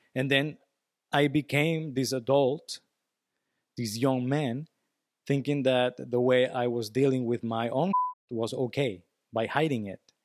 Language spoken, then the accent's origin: English; Venezuela; English is a second language; I'm from Venezuela.